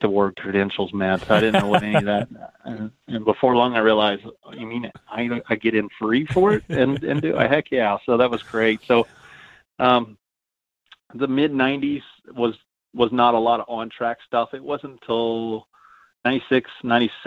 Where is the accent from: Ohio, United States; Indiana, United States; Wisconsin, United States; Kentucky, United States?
Ohio, United States; Georgetown; I grew up in Georgetown, Ohio.